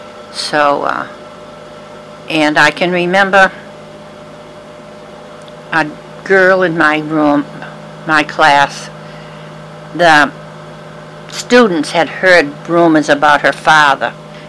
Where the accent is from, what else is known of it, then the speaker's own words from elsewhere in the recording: Milford, Massachusetts, United States; now in Brookline, United States; I had a good life growing up in Milford, and then when I came here to Brookline.